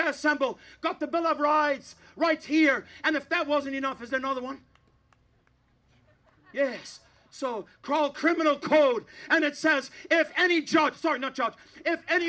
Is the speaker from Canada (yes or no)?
yes; Canada; I'm a Canadian